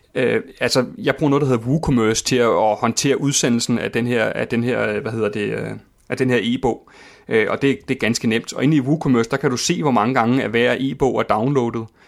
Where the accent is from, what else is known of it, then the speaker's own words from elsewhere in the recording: Køge, Zealand, Denmark; Køge og Herfølge og omegn, hvor jeg er vokset op.